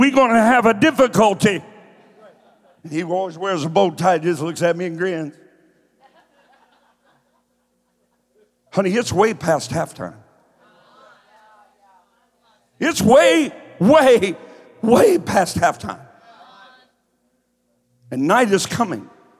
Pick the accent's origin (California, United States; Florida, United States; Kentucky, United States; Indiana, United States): Kentucky, United States; now in Columbus, United States; I'm from Kentucky. I talk slow.